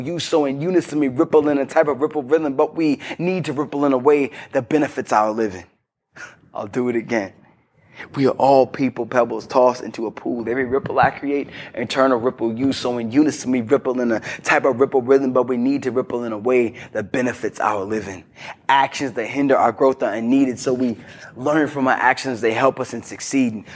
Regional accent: Virginia, United States; I'm from Broad Knacks, Virginia

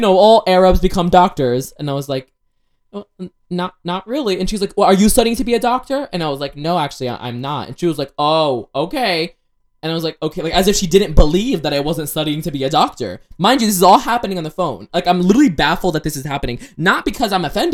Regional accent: Ohio, United States; I was born in Ohio

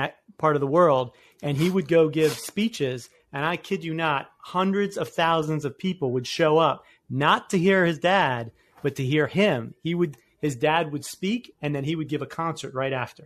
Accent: Annapolis, Maryland, United States; I'm from Annapolis, Maryland

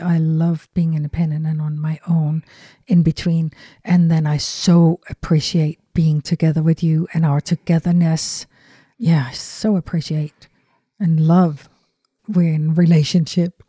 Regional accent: Denmark; English is a second language; moved away as an adult; growing up in Europe

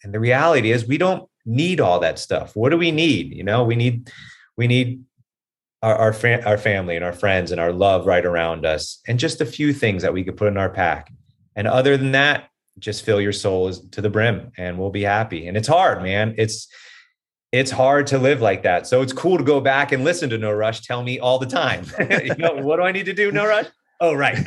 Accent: Hollywood, Florida, United States; moved away as an adult; also born or lived in Gainesville, Florida / Venice Beach, California; now in Los Angeles, United States; I'm from Hollywood, Florida. So I grew up in Hollywood, Florida

